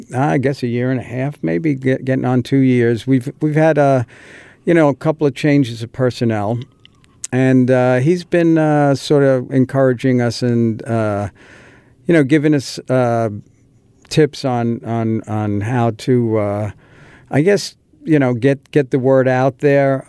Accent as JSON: {"language": "English", "town": "New York City", "region": "New York", "country": "United States", "tie": "born or raised there", "said": "we lived in an apartment, a garden apartment in uh, northern Queens in a, a, town called Whitestone"}